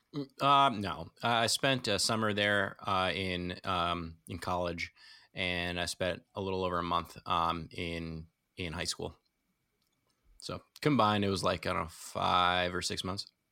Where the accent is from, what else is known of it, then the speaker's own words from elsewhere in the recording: New Jersey, United States; now in New York, United States; I'm from New Jersey